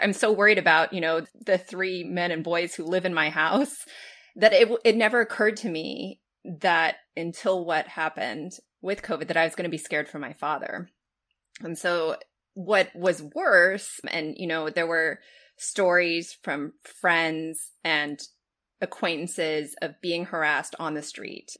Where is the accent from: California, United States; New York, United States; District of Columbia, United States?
California, United States; Los Angeles; when I was growing up in Los Angeles